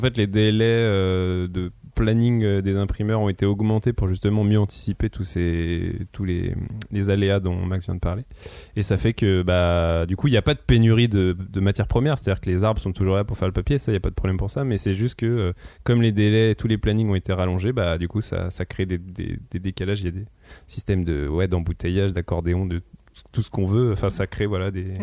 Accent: France; nous, en tant que Français

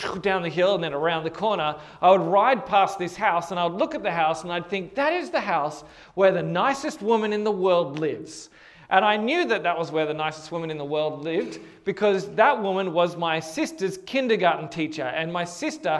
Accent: Hornsby, New South Wales, Australia; my house where I grew up in Hornsby

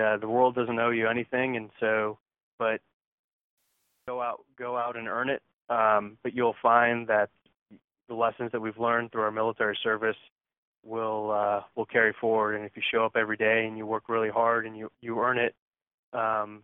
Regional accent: Connecticut, United States; now in Houston, United States; I'm from Connecticut

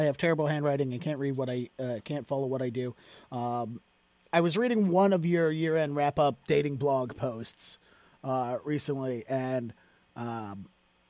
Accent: Baltimore, Maryland, United States; now in Boston, United States; I grew up in Baltimore

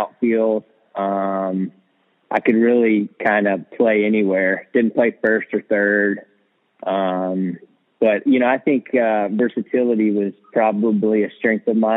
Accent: Winston-Salem, North Carolina, United States; moved away as an adult; also born or lived in upstate New York; I grew up in Winston-Salem, North Carolina

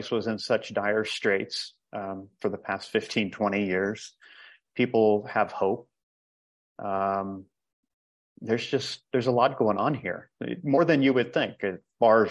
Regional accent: Ohio, United States; moved away as an adult; also born or lived in Costa Rica; now in El Salvador; I'm originally from Ohio

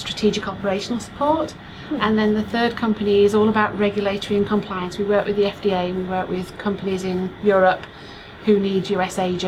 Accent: Yorkshire and the Humber, United Kingdom; moved away as an adult; also born or lived in south coast of England; now in United States; I'm from Yorkshire in the United Kingdom

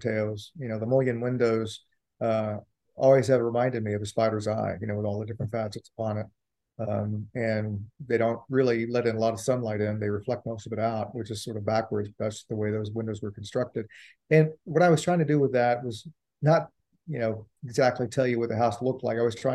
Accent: Richmond, Virginia, United States; when I grew up on Austin Avenue in Richmond

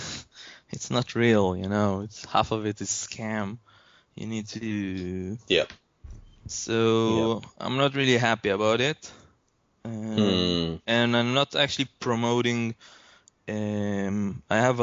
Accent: Israel; from Israel. It's 3 in the morning here

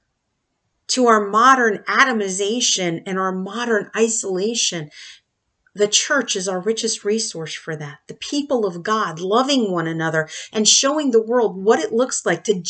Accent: United States

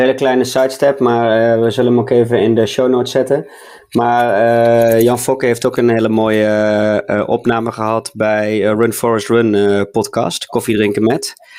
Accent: Boxmeer, North Brabant, Netherlands; hetzelfde dorp als waar ik vandaan kom. Hè? waar het allemaal begonnen is, hè? In het mooie Boksmeer

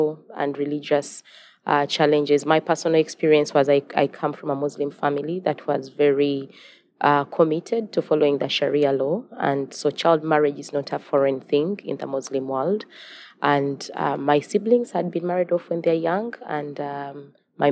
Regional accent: Uganda; I'm from Uganda, and I'm the founder and executive director of the Remnant Generation.

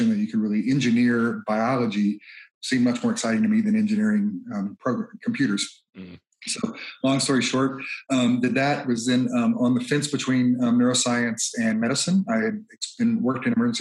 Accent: Mississippi, United States; I grew up in Mississippi, from multiple generations in the South

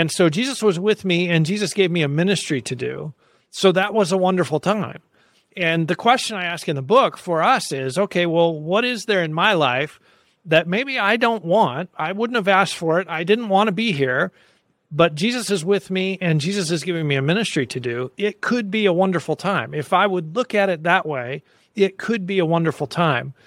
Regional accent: United States; I'm an American Christian

